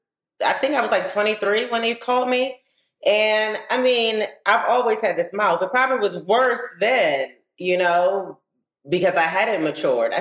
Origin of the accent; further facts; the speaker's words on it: Baltimore, Maryland, United States; I'm from Baltimore